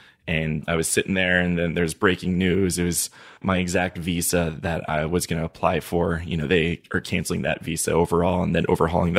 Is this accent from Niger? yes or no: yes; Niger; So, yeah, I grew up in Niger. So I learned French when I was there in elementary school